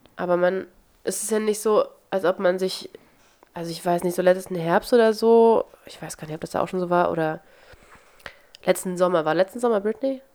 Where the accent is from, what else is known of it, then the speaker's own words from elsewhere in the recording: Wernigerode, Saxony-Anhalt, Germany; In meiner Heimatstadt gibt es, weil es die Partnerstadt ist, eine Neustadt an der Weinstraße, deswegen gibt es einmal im Jahr ein Weinfest in Wernigerode